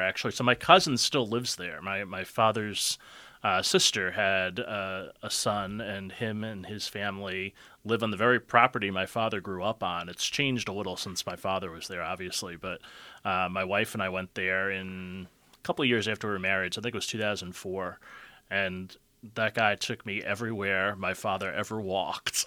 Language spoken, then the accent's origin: English; Yonkers, New York, United States; born or raised there; moved away as an adult; now in Cleveland, United States